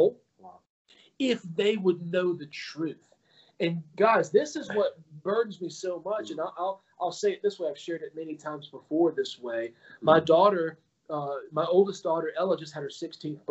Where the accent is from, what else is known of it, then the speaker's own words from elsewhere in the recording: Alabama, United States; I was raised in Alabama, not the Jewish epicenter of the world